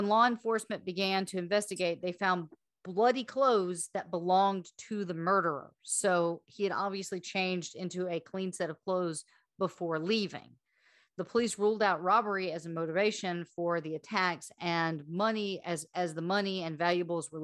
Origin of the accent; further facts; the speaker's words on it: Slidell, Louisiana, United States; I'm from Slidell.